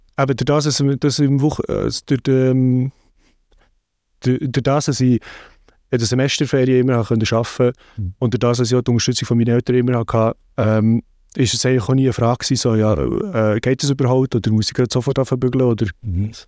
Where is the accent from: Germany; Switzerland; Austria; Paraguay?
Switzerland; Lyss, Bern; moved away as an adult; now in London, United Kingdom; zu Lies, wo ich aufgewachsen bin